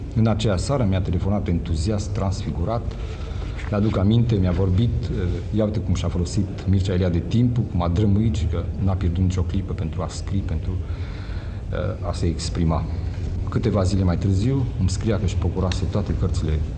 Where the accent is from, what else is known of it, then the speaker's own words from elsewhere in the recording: Romania; sunt român